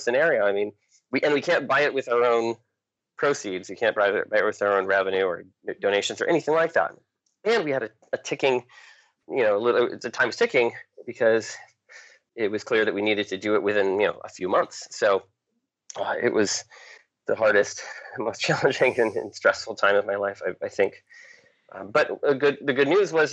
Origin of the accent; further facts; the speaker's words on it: New Hampshire, United States; also born or lived in Maine; I grew up in New Hampshire, the state of New Hampshire